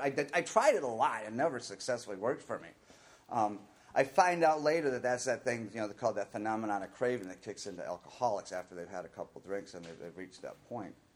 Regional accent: Minnesota, United States; I was born in Minnesota in a really good, loving family

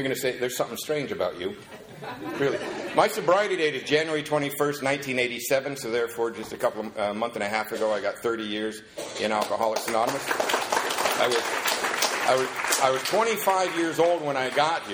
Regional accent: Covina, California, United States; also born or lived in Seattle, Washington; I'm from Covina, not West Covina

